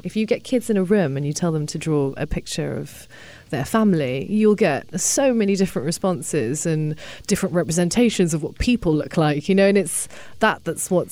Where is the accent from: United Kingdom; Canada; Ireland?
United Kingdom; I grew up in the UK, and I'm not English. I mean, my parents came from China